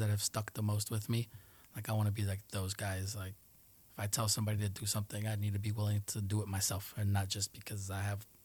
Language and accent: English; Colombia; growing up in Colombia for certain years the little town is pretty close, tight knit with each other.